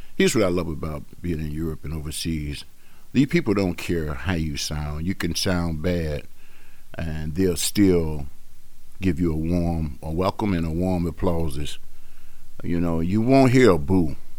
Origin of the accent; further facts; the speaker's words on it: Chicago, Illinois, United States; I was born and raised here in Chicago, on the west side of Chicago